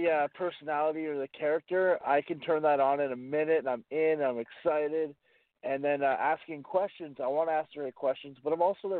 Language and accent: English; Campbell River, British Columbia, Canada; It's always a lot of fun in Campbell River. I got to find my groove here. It's my hometown